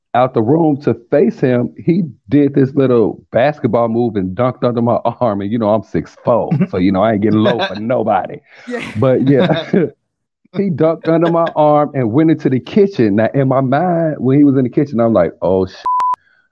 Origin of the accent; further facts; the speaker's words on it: Chicago, Illinois, United States; moved away; also born or lived in Alabama; I'm originally from Chicago. I grew up and was raised in Chicago